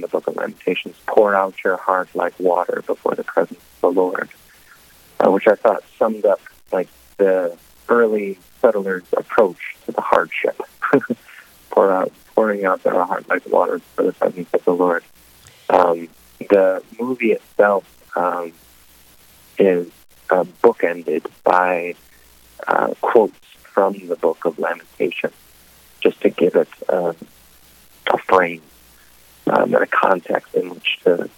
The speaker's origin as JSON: {"language": "English", "region": "Wisconsin", "country": "United States", "tie": "born or raised there", "also_born_or_lived": "New York City", "moved": "as an adult", "lives_now": "North Dakota, United States", "said": "I grew up in Wisconsin, the eldest of six kids"}